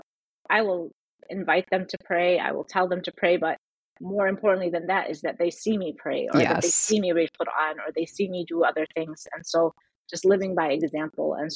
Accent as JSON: {"language": "English", "town": "Chicago", "region": "Illinois", "country": "United States", "tie": "born or raised there", "also_born_or_lived": "Syria / Michigan", "said": "my family moved here when I was 4"}